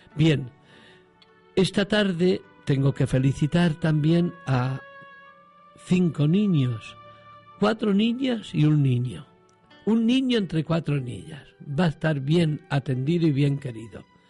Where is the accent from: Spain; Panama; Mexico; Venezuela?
Spain; Alcázar de San Juan, Castilla-La Mancha; also born or lived in Andalusia; now in Huelva, Spain; tía Sofía me parió en Alcázar, en La Mancha